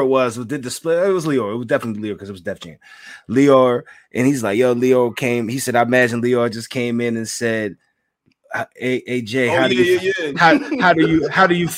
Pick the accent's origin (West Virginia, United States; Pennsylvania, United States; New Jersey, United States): Pennsylvania, United States; Philadelphia; I'm from Southwest Philly